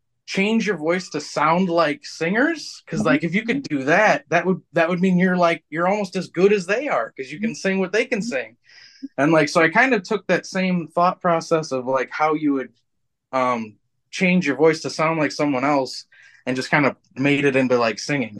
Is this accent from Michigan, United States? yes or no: yes; Michigan, United States; Where are you from? And I'm like, Michigan